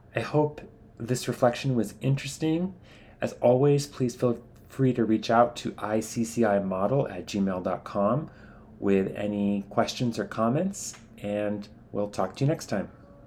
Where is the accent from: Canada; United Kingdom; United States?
United States; as an American, I grew up learning to value physical distance between men